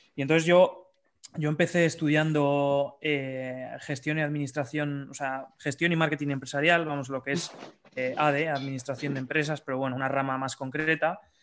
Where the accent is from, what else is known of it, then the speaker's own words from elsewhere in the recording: Bilbao, Basque Country, Spain; soy de Bilbao